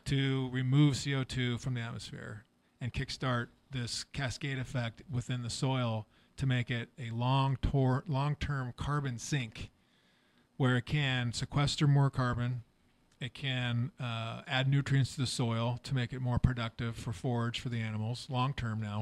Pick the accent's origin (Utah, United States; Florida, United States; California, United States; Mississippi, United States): California, United States; Walnut Creek; I grew up in Walnut Creek